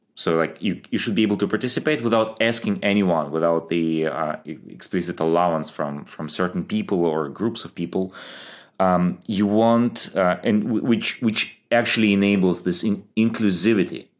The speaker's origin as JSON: {"language": "English", "country": "Ukraine", "tie": "born or raised there", "also_born_or_lived": "Germany", "moved": "as an adult", "said": "I grew up in, uh, Ukraine, moved to Germany when I was, uh, I think twenty."}